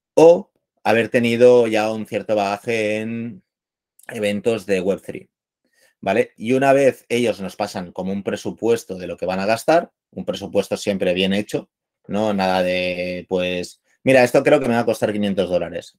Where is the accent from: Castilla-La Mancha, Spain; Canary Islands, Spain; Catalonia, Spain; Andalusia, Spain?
Catalonia, Spain; Barcelona; soy de Barcelona